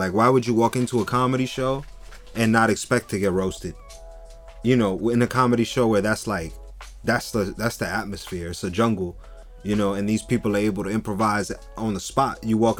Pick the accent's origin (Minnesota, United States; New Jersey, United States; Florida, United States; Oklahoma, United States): New Jersey, United States; Jersey City; I'm from Jersey City.